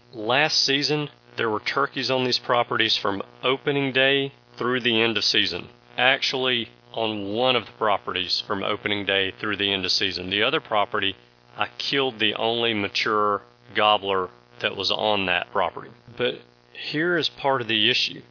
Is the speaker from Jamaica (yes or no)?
no; the South, Southern United States, United States; as a Southerner